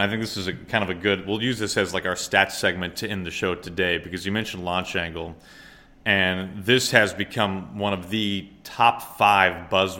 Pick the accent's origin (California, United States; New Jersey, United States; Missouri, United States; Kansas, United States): Missouri, United States; St. Louis; growing up in St. Louis